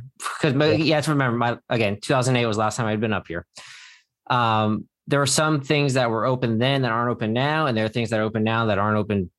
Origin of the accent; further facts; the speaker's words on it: Cincinnati, Ohio, United States; I will be moving to Middletown, but right now I'm currently, you know, I'm born and raised in Cincinnati.